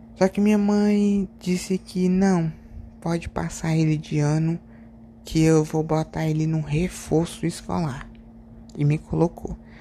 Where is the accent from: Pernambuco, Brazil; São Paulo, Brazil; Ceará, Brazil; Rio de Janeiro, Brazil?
Ceará, Brazil; eu sou do Ceará